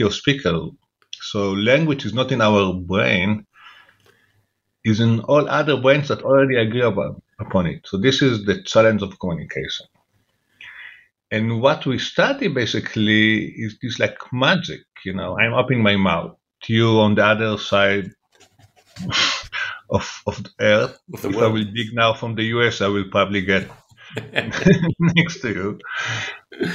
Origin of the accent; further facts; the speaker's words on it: Jerusalem, Jerusalem District, Israel; I grew up in Jerusalem